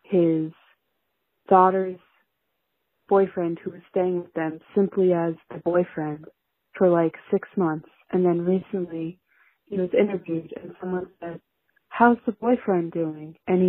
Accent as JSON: {"language": "English", "region": "New York", "country": "United States", "said": "as a New Yorker"}